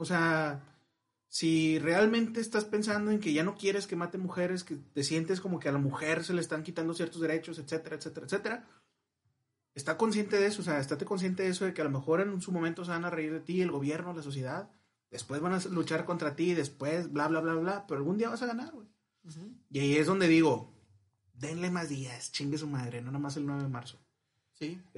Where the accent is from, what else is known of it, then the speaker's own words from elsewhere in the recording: Monterrey, Nuevo León, Mexico; somos regios. Pues supremacía del norte.